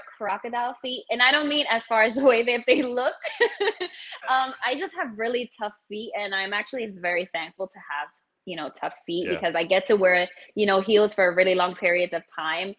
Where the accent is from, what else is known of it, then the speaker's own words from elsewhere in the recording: New York City, New York, United States; I'm originally from the Bronx in New York